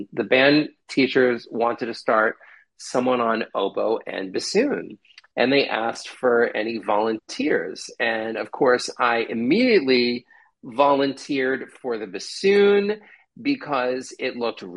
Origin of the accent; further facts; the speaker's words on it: New Jersey, United States; moved away; I'm from New Jersey originally